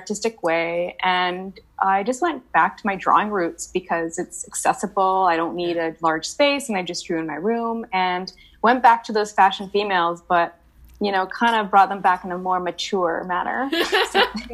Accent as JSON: {"language": "English", "town": "Vancouver", "region": "British Columbia", "country": "Canada", "tie": "born or raised there", "also_born_or_lived": "Montreal", "said": "I was born and raised in Vancouver"}